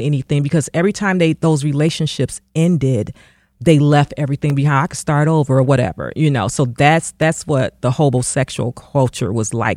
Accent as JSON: {"language": "English", "town": "Detroit", "region": "Michigan", "country": "United States", "tie": "born or raised there", "said": "my community growing up in Detroit."}